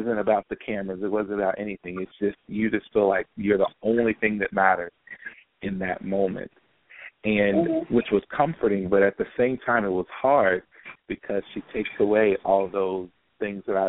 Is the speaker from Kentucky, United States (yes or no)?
yes; Louisville, Kentucky, United States; moved away as an adult; now in Cincinnati, United States; I'm born and raised in Louisville, Kentucky